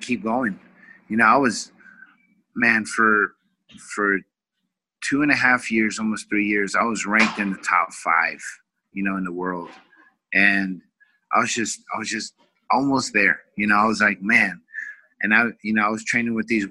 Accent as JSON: {"language": "English", "town": "Vallejo", "region": "California", "country": "United States", "tie": "born or raised there", "also_born_or_lived": "Oklahoma", "moved": "as an adult", "lives_now": "Orange County, United States", "said": "we moved to California back close to my hometown, which is Vallejo"}